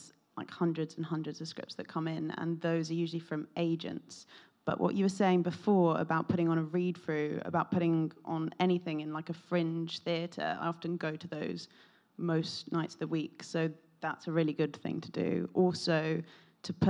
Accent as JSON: {"language": "English", "region": "London", "country": "United Kingdom", "said": "from London."}